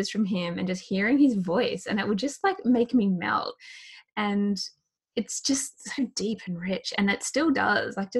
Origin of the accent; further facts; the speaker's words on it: Australia; I'm Australian